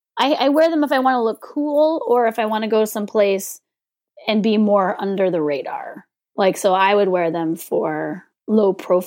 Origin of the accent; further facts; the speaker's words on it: California, United States; I'm from California.